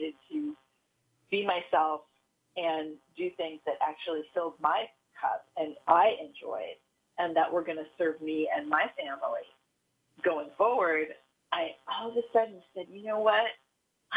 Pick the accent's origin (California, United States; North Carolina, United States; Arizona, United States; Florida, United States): California, United States; Silicon Valley; I grew up in Silicon Valley.